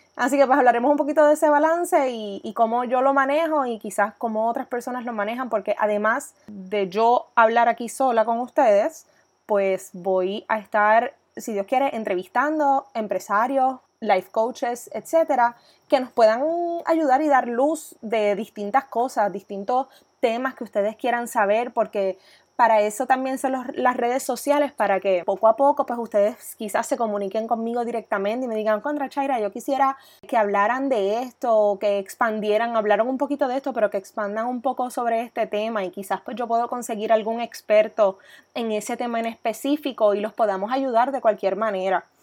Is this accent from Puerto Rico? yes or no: yes; Coamo, Puerto Rico; also born or lived in Ponce, Puerto Rico / Boston, United States; soy oriunda de Coamo, Puerto Rico. Estudié mis años escolares en Caribbean School en Ponce